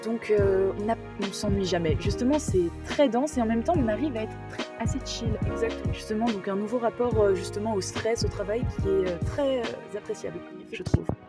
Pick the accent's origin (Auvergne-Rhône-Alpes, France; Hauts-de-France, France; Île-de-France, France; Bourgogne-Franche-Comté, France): Île-de-France, France; Paris; moved away as an adult; j'habitais toujours chez moi à Paris